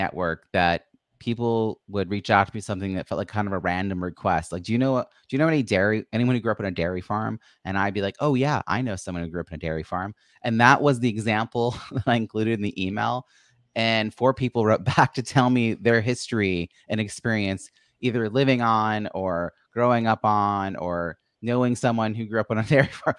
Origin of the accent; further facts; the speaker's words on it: New York, United States; I'm from New York